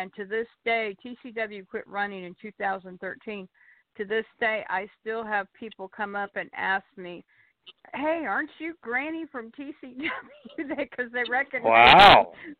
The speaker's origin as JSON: {"language": "English", "region": "Kansas", "country": "United States", "tie": "born or raised there", "moved": "as an adult", "lives_now": "Arkansas, United States", "said": "I was born and raised in Kansas, and I moved to Arkansas in 1988 with my family."}